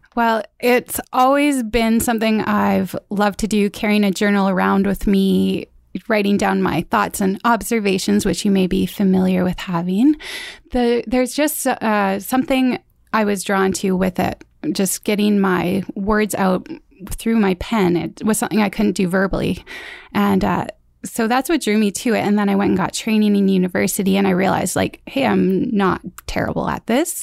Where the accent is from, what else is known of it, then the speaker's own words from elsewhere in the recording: Mission, British Columbia, Canada; I was born in Mission.